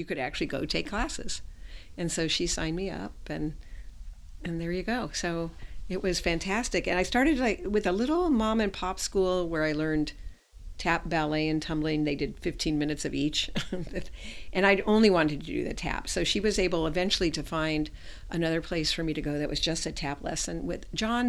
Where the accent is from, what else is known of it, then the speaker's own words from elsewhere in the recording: Los Angeles, California, United States; I was raised right here in Hollywood. In the Hollywood area.